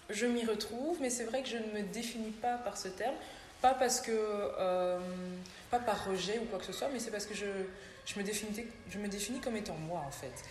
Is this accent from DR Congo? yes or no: yes; Kinshasa, DR Congo; born there; donc, je suis née à Kinshasa. Euh, donc je suis la seconde d'une famille de trois enfants.